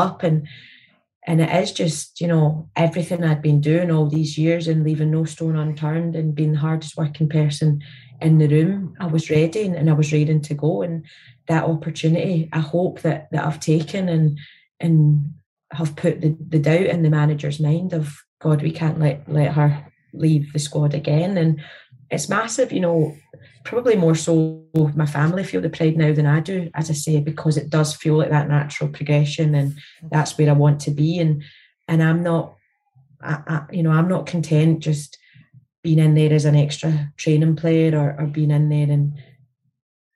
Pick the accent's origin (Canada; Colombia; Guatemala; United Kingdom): United Kingdom; Scotland; born or raised there